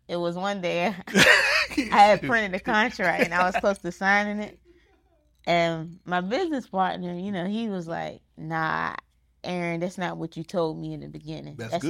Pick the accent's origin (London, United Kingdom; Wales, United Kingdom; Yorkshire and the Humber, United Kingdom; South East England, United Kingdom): South East England, United Kingdom; Portsmouth; I grew up like literally in Portsmouth politics.